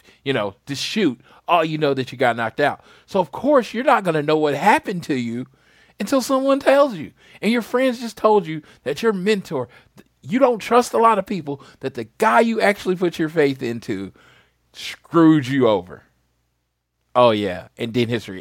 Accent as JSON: {"language": "English", "region": "Oklahoma", "country": "United States"}